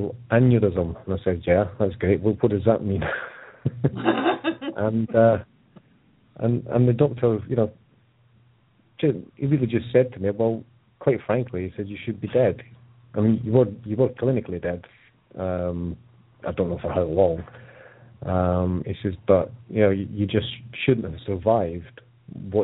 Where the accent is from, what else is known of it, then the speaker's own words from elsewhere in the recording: Edinburgh, Scotland, United Kingdom; the hospital I was born in Edinburgh